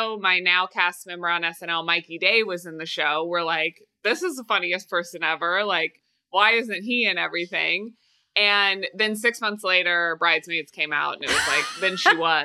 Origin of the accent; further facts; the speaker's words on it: Kansas City, Missouri, United States; moved away; I'm from Kansas City, Missouri.